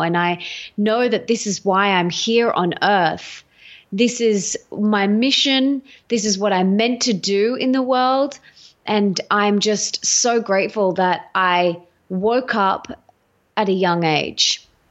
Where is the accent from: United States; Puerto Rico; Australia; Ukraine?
Australia; accent: Aussie; I'm Australian. Um, you can hear my Aussie accent, I'm sure.